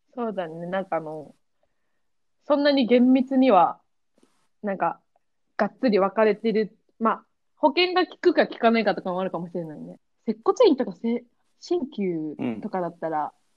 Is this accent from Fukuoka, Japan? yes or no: no; Hokkaido, Japan; moved away as an adult; also born or lived in Iwaki, Fukushima; now in Kyoto, Japan; 5歳からだね、北海道